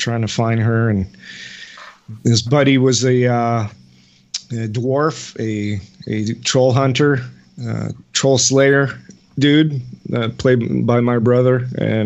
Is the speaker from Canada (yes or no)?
yes; Canada; I'm from Canada, like Gary, but the French part